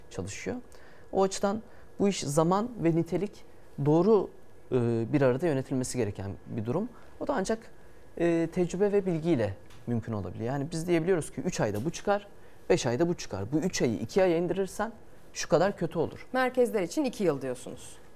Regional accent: Trabzon, Turkey; Yani ben Trabzonluyum ama Trabzon'da böyle bir iş yapmayı ister belki bir Trabzonlu.

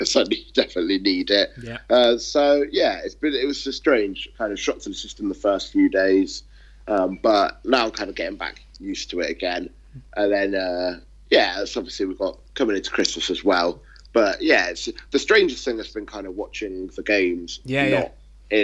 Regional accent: United Kingdom; I was British

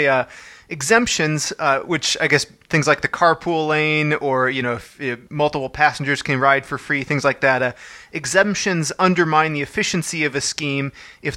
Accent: Chicago, Illinois, United States; now in Los Angeles, United States; I'm originally a Chicagoan

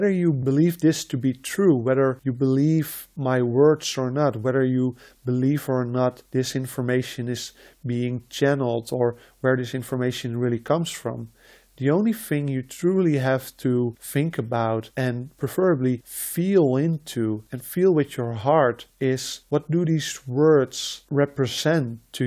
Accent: Netherlands; first language Dutch; English is a second language; I was born and I grew up in the Netherlands.

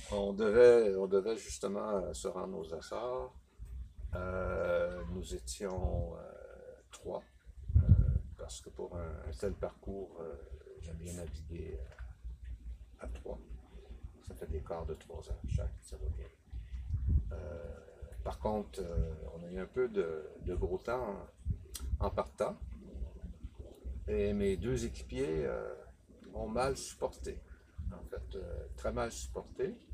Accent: Quebec, Canada; Euh, je suis québécois.

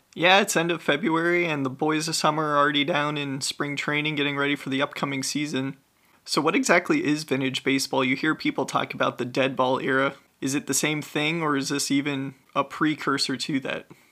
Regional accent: Ohio, United States; growing up in Ohio

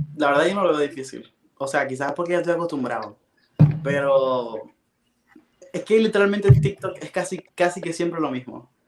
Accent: Maracaibo, Zulia, Venezuela; moved away as an adult; yo soy de Maracaibo, que es una ciudad lejos de la capital

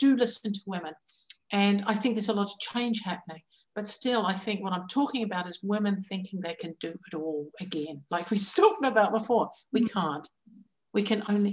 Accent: New Zealand; Growing up in New Zealand

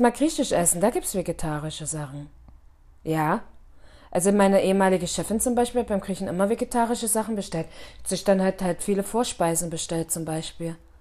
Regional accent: Bitterfeld-Wolfen, Saxony-Anhalt, Germany; now in Munich, Germany; also da, wo ich herkomme in Bitterfeld-Wolfen, ist es halt extrem so

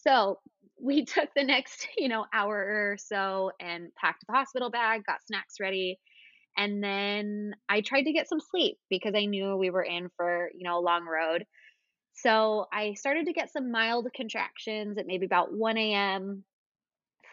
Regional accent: California, United States; now in Alexandria, United States; So I grew up in California. That's where my parents still live

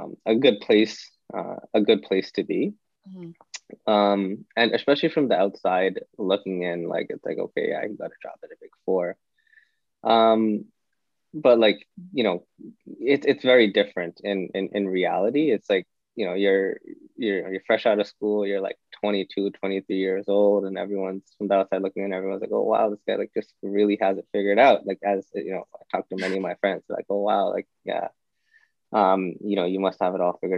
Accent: Toronto, Ontario, Canada; I was born and raised in Toronto

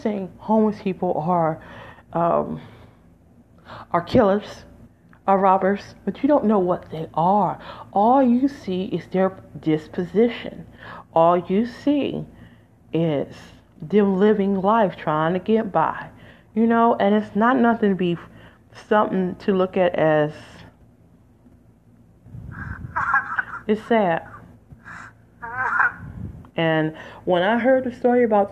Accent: Detroit, Michigan, United States; moved away; also born or lived in Las Vegas, Nevada / Los Angeles, California; I'm from Detroit, Michigan, folks, originally, 313

